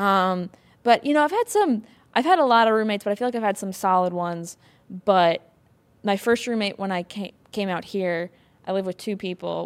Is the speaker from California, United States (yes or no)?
no; Wisconsin, United States; I'm from Wisconsin